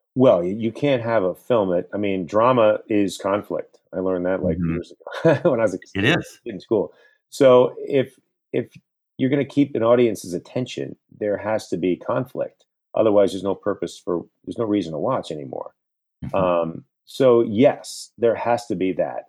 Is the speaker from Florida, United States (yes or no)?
yes; Central Florida, United States; moved away as an adult; now in New York, United States; I grew up in Florida. I grew up in Central Florida, but after college, I moved to New York, and New York became my home